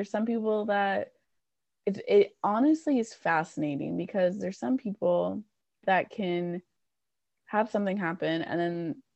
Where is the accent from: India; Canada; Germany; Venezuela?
Canada; I'm Canadian